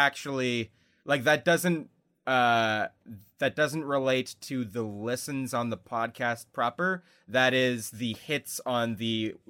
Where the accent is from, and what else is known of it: Canada